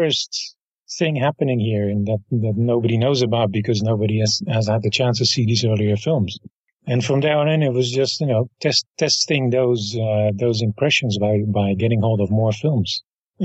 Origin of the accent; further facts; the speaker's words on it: Rotterdam, South Holland, Netherlands; Rotterdam is my hometown, so I grew up with that festival